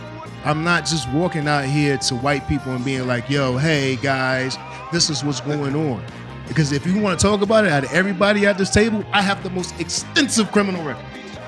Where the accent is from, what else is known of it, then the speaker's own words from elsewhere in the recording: the South, United States; We're from the South, my nigga.